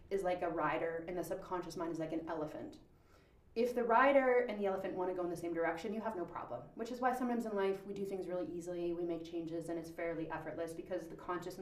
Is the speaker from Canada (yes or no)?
yes; Powell River, British Columbia, Canada; I was born in Powell River Hospital